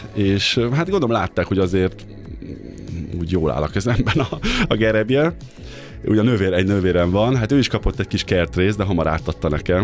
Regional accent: Great Hungarian Plain, Hungary; now in Budapest, Hungary; Én is Alföldi vagyok egyébként, anyukám egy kertjében mindig kapáltattak bennünket

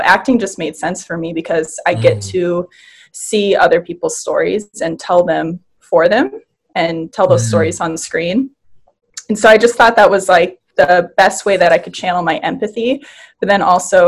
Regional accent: Wisconsin, United States; moved away as an adult; now in Los Angeles, United States; So when I was 19, I moved from Wisconsin to LA. And I did it by myself without knowing anybody.

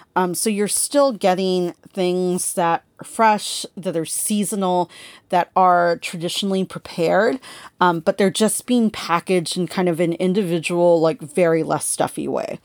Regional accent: California, United States; growing up in California

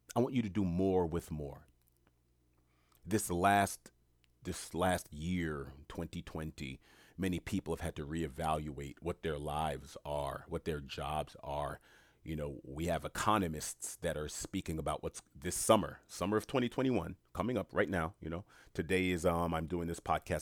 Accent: New York City, New York, United States; I'm born and raised in New York City

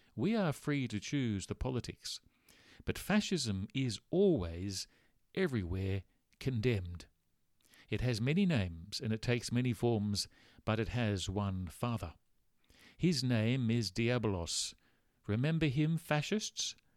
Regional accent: Australia; growing up in Australia.

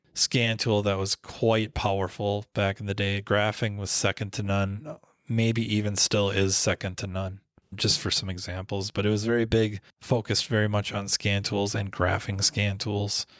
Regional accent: Minnesota, United States; I'm from Minnesota

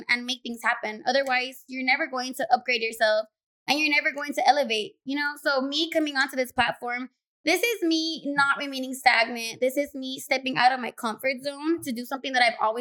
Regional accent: Los Angeles, California, United States; I was born and raised in South Central Los Angeles

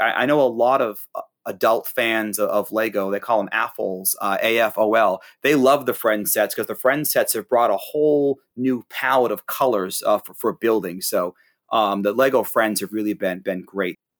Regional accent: Hampton, New Hampshire, United States; my hometown in, in Hampton, New Hampshire

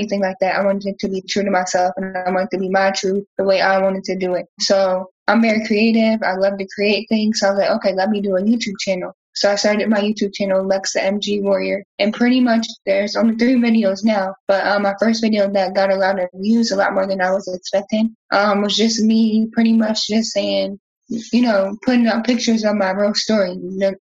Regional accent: New Jersey, United States; also born or lived in the South (US); now in Southern United States; I'm from New Jersey, so I'm used to snow, but now that I'm living down south

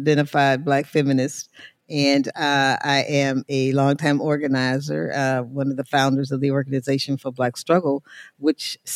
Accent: St. Louis, Missouri, United States; I hail from St. Louis, Missouri. That's where I've done most of my organizing work.

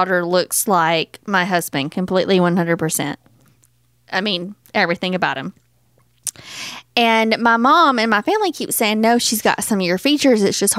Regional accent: Waynesboro, Tennessee, United States; my hometown, Waynesboro, Tennessee

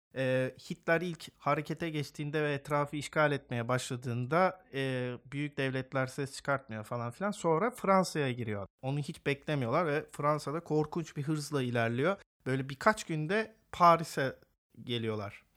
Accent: Istanbul, Turkey; moved away; also born or lived in Esenler, Istanbul; ilkokulu orada okudum.

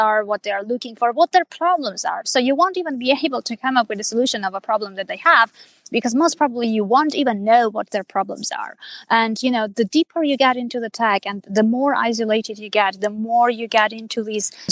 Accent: Armenia; first language Armenian; English is a second language; I'm originally from Armenia. I'm Armenian. And that's my native language. That's my mother tongue

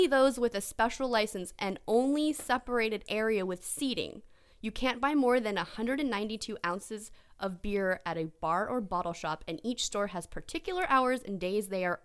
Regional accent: Philadelphia, Pennsylvania, United States; I was born in Philadelphia, Pennsylvania

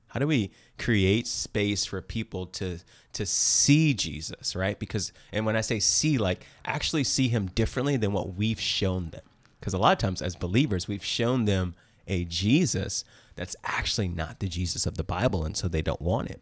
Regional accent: East Coast, United States; also born or lived in Danville, California; now in Bay Area, United States; I'm actually from the East Coast

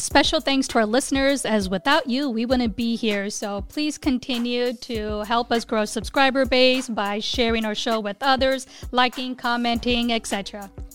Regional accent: United States; I'm a Hindu, but I didn't talk about my religion growing up in the Quad Cities

